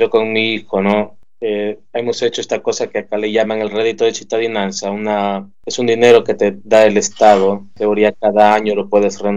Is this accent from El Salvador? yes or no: yes; El Salvador; moved away as an adult; now in Sicily, Italy; nacido en El Salvador y vivo en Italia, en Sicilia, de hace cuatro años ya.